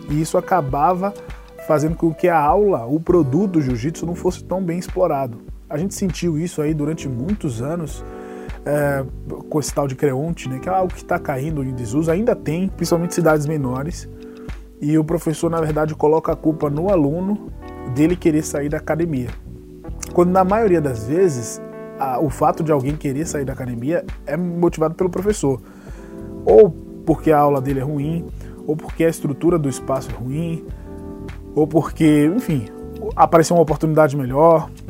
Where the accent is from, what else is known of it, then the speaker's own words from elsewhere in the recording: Salvador, Bahia, Brazil; now in São Paulo, Brazil; Sim, André, eu sou baiano. Sou lá de Salvador, nascido e mal criado na Bahia. Moro em São Paulo há nove anos